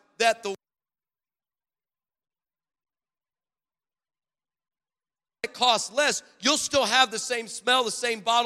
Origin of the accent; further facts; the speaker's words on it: Los Angeles, California, United States; I'm from Los Angeles